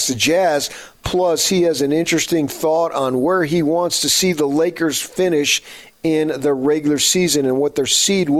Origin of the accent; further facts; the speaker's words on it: Phoenix, Arizona, United States; I grew up in Phoenix